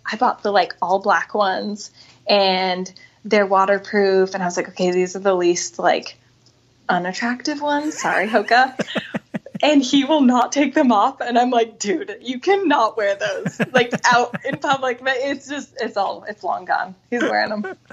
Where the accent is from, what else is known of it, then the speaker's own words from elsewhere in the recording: Bigfork, Montana, United States; moved away as an adult; now in Seattle, United States; grew up in Northwest Montana.